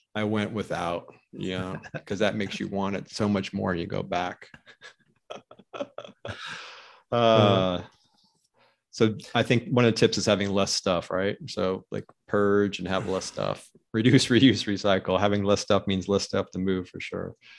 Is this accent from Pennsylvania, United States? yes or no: yes; Pennsylvania, United States; now in Phoenix, United States; growing up in Pennsylvania